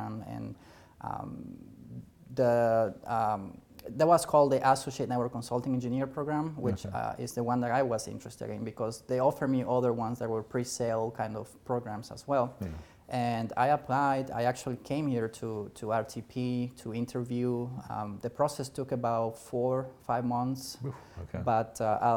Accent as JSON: {"language": "English", "country": "Bolivia", "also_born_or_lived": "Brazil / Portugal", "second_language": "English", "moved": "yes", "lives_now": "Virginia, United States", "said": "I am from Bolivia originally"}